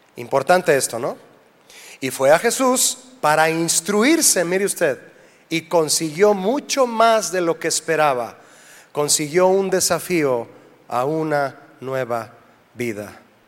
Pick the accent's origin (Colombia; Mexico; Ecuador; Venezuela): Mexico; somos de México